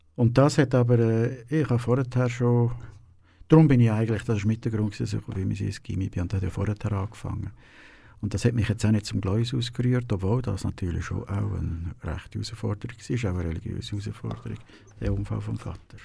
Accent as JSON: {"language": "German", "town": "Dietwil", "region": "Aargau", "country": "Switzerland", "tie": "born or raised there", "also_born_or_lived": "Lucerne", "said": "geboren bin ich in Luzern, also im Spital dort. Aufgewachsen aber in Dietwil"}